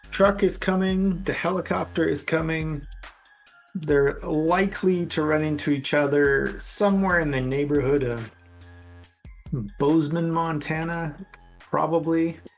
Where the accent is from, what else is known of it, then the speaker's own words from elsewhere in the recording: Canada; we are Canadian.